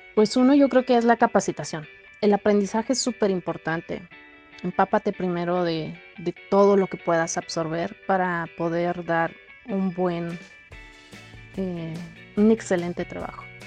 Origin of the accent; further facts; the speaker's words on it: Mexico; muchas de las familias mexicanas hemos, hemos pasado alguna vez